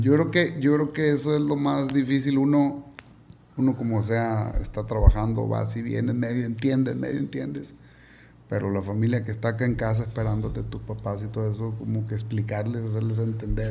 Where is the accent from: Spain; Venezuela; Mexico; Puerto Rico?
Mexico; Culiacán, Sinaloa; Salí, de aquí de Culiacán, compa, llegué a Nueva York